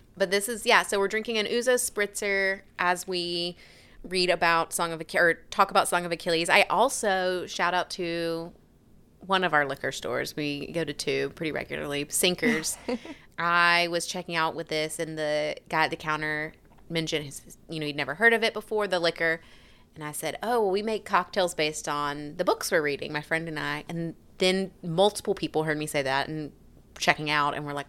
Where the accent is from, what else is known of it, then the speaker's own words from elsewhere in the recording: Alabama, United States; which I want to pronounce Patroclus because I'm from South Alabama.